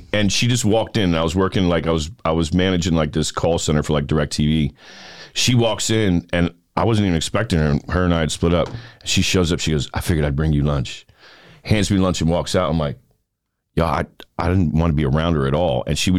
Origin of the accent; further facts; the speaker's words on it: New York City, New York, United States; moved away; I'm from New York City